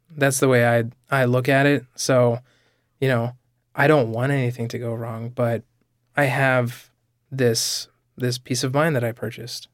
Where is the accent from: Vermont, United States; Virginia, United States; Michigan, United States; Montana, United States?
Vermont, United States; I grew up in Vermont, so I think, you know, there's a certain kind of laid back quality to, to life in Vermont